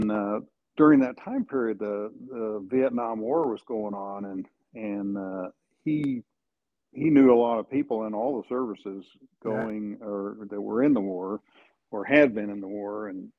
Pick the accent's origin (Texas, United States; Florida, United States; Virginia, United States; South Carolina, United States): Texas, United States; Dallas; When I was young, my dad was in the Marine Corps, so we moved around a bit. And then about the time I was in middle school, he went back to college because he didn't have a degree, and we settled down in the Dallas area.